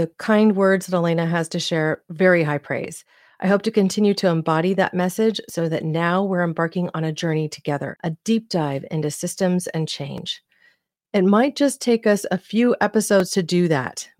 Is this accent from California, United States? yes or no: yes; Santa Cruz County, California, United States; my hometown area of Santa Cruz County